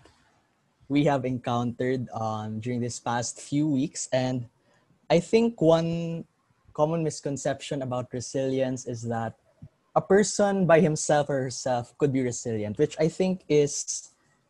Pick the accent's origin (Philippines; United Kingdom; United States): Philippines